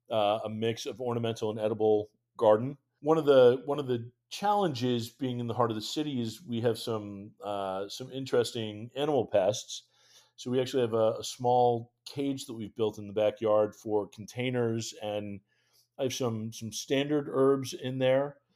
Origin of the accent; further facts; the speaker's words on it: New England, United States; So, I, growing up in New England, I am definitely partial to cranberries